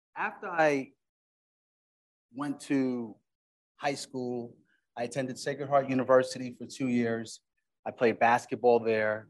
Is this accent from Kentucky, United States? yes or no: no; Uniondale, New York, United States; also born or lived in Flatbush, Brooklyn, New York; I was grew up in Uniondale, Long Island